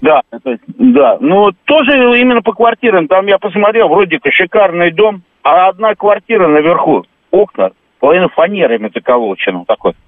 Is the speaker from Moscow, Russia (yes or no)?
yes; Moscow, Russia; я москвич.